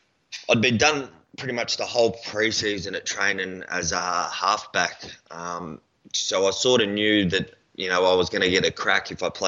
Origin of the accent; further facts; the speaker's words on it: Gold Coast, Queensland, Australia; moved away as an adult; also born or lived in Brisbane / Ipswich; now in Melbourne, Australia; I was born in South Brizzy, mate, and then moved out to Ipswich for a few years, and then me and the old girl moved down to the coast when I was about 5 or 6. So, yeah, Goldie's home, mate.